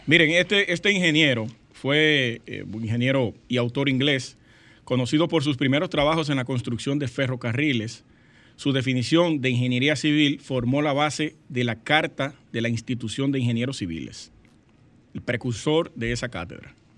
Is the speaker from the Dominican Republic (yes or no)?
yes; Sosúa, Puerto Plata, Dominican Republic; moved away; una compueblana de Sosúa